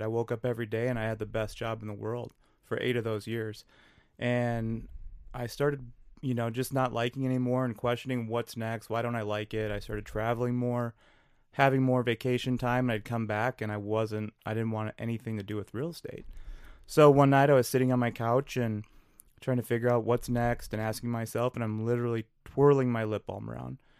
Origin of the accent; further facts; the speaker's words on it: New Richmond, Wisconsin, United States; now in Minneapolis, United States; I grew up in Western Wisconsin